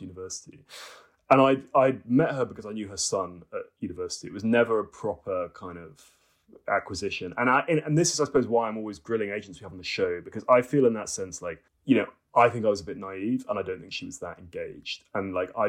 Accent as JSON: {"language": "English", "town": "Cambridge", "region": "East of England", "country": "United Kingdom", "said": "I came from a sort of academic family in Cambridge"}